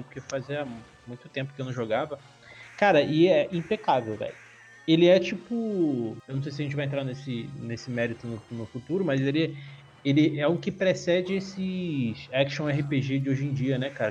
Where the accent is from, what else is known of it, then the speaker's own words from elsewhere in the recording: Rio de Janeiro, Brazil; now in São Paulo, Brazil; hoje em dia eu moro em São Paulo, mas eu sou original do Rio de Janeiro e eu morava em Marechal Hermes